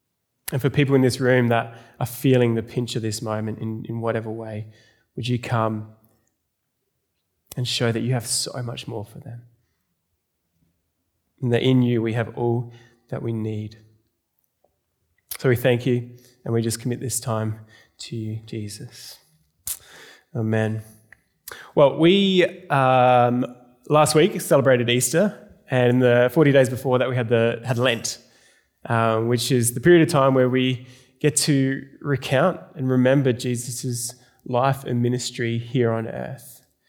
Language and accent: English; South Australia, Australia; now in Melbourne, Australia; I moved to Melbourne from South Australia. Anyone from South Australia here?